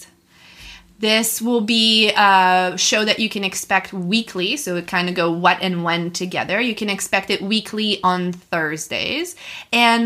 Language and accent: English; Montreal, Quebec, Canada; moved away as an adult; also born or lived in Reading, Pennsylvania; now in Ocean City, United States; I am initially from Montreal.